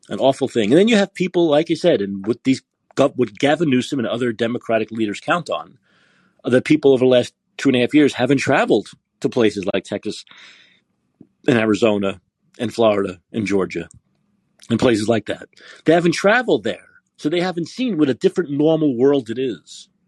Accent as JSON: {"language": "English", "country": "Canada", "said": "Yes, I'm Canadian in Calgary, and there's huge problems lately with distraction, robberies, and pickpocketing and purse thefts."}